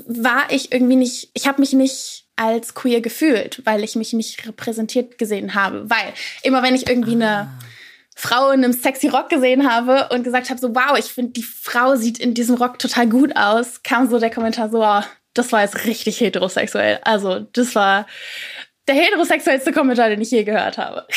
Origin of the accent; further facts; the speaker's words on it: near Cologne, North Rhine-Westphalia, Germany; ich komme aus der Nähe von Köln